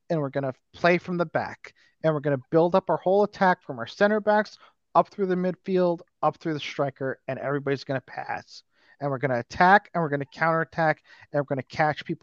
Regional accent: United States; I'm American

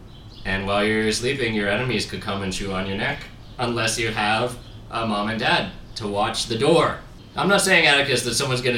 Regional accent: Italy; And I am a passionate man. I'm from Italia.

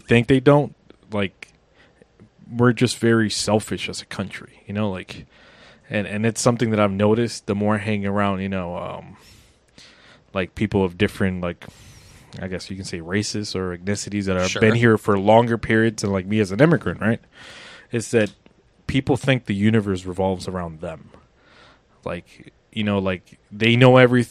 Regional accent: United States; I'm an American

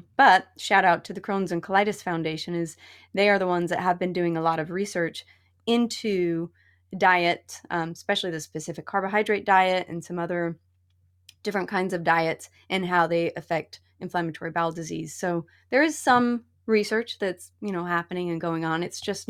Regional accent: Utah, United States; So I grew up in Utah

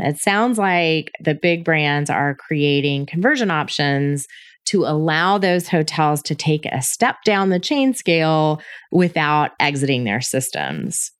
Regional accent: United States; also born or lived in Atlanta; as an American living in Atlanta

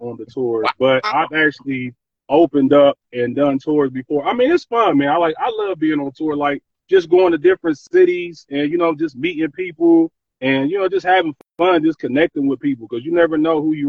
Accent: Columbus, Ohio, United States; moved away; my hometown, Columbus, Ohio.

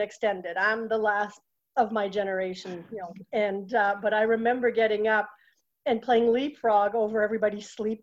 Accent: Châteauguay, Quebec, Canada; moved away as an adult; now in Manchester, United States; I'm born in Chateauguay on the southwest shore of Montreal

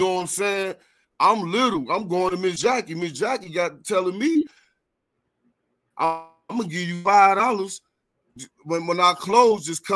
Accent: Florida, United States; Florida. I come from Block 6

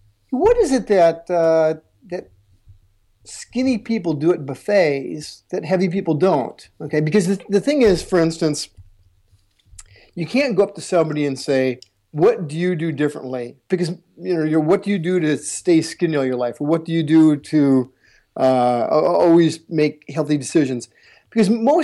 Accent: Iowa, United States; I'm originally from the United States, and I'm from the least cool, the least coolest place to be from in the United States, and that's the state of Iowa

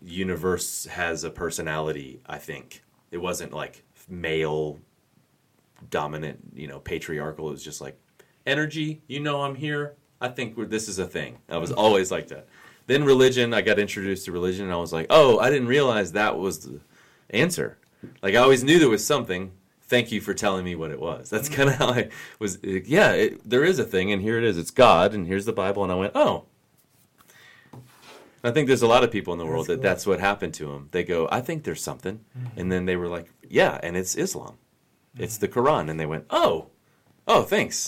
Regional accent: United States; I'm born and raised in the United States

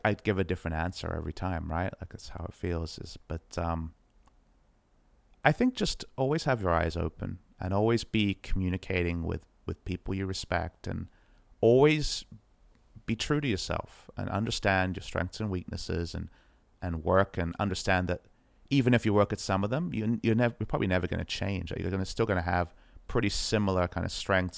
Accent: Australia; as an Aussie boy

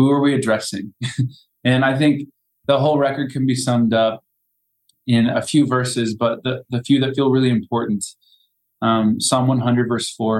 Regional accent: Evansville, Indiana, United States; moved away; my hometown, Evansville, Indiana

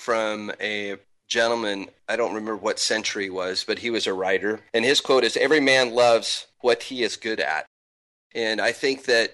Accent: Spokane, Washington, United States; moved away; I'm from Spokane originally

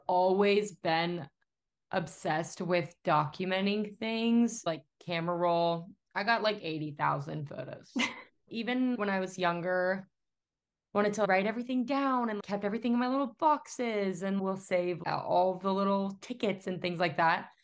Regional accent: Atlanta, Georgia, United States; moved away; I'm from Atlanta

